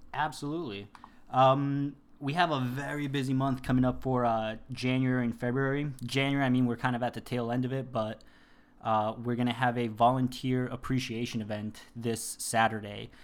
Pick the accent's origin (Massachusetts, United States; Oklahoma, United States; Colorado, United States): Massachusetts, United States; Worcester; moved away as an adult; also born or lived in Colombia; now in San Diego, United States; I was born in Colombia. I was raised in Worcester, Massachusetts